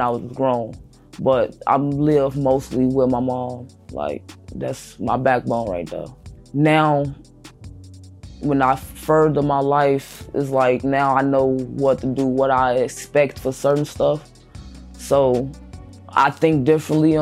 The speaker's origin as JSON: {"language": "English", "town": "Chicago", "region": "Illinois", "country": "United States", "tie": "born or raised there", "said": "I grew up in Chicago, Illinois, West Side, 290, Austin area to be exact"}